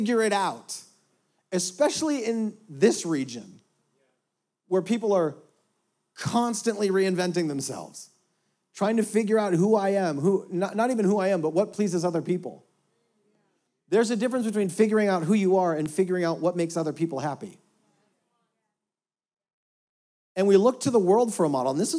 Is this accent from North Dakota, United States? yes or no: yes; North Dakota, United States; now in Houston, United States; I grew up in North Dakota, which is 98% Caucasian